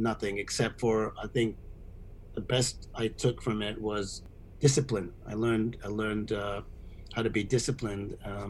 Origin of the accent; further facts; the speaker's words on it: Syria; moved away as an adult; now in United States; I moved from Syria like when I was 20 years old.